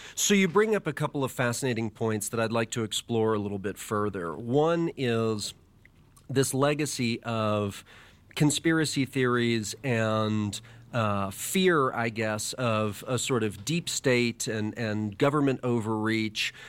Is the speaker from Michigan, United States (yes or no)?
no; Dallas, Texas, United States; I was a kid growing up in Dallas, Texas